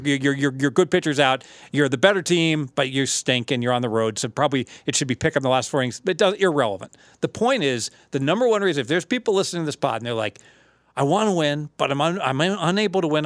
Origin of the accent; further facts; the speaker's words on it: Southern Ohio, United States; I'm from Southern Ohio